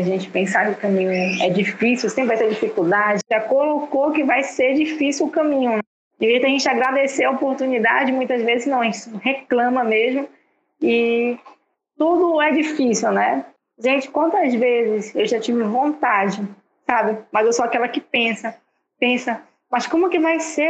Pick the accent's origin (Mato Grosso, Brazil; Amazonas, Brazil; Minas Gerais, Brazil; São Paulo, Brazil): Amazonas, Brazil; Manaus; sou natural de Manaus, Amazonas